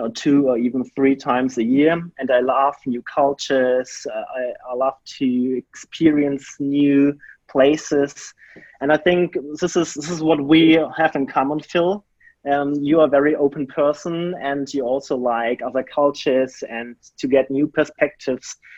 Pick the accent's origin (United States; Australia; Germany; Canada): Germany; I grew up in a very small town in Germany